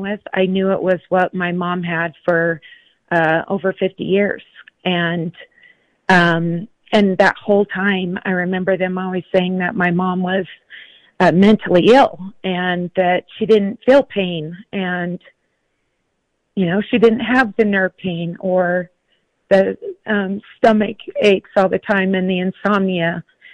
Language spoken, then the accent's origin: English; Grantsville, Utah, United States; I grew up here in Utah, out in Grantsville, Utah